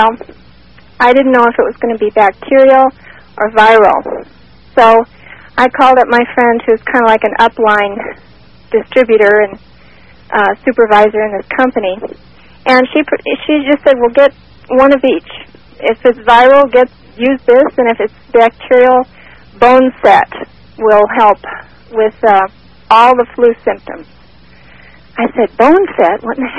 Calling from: Phoenix, Arizona, United States; from Phoenix.

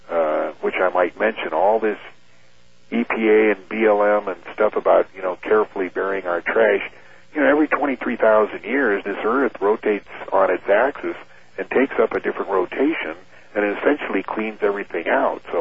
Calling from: Kansas City, Missouri, United States; from Kansas

